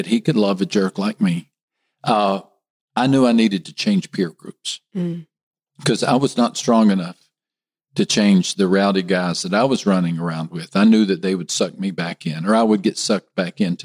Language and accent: English; West Texas, United States; moved away as an adult; also born or lived in Miami, Florida / Rio de Janeiro, Brazil; I'm a Texan. I grew up in a small West Texas town